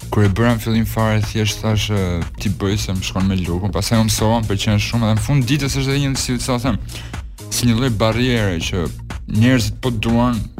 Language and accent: Albanian; Burrel, Dibër County, Albania; un jam me origjinë nga Burreli